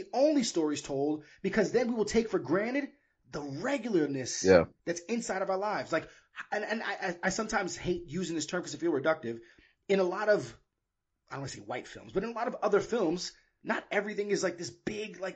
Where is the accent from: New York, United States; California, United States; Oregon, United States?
New York, United States; also born or lived in Miami, Florida; I was born in Miami and I was raised in New York